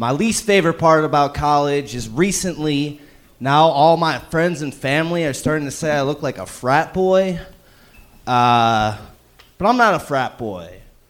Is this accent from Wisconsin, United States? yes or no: yes; Appleton, Wisconsin, United States; moved away as an adult; now in Milwaukee, United States; I'm in Milwaukee, but I was born and raised in Appleton. Or not born, raised in Appleton